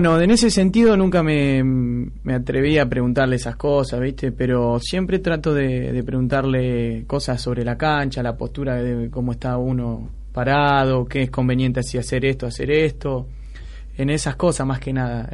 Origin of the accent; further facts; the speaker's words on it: San Pedro, Buenos Aires Province, Argentina; yo soy de San Pedro, de acá de provincia, de Buenos Aires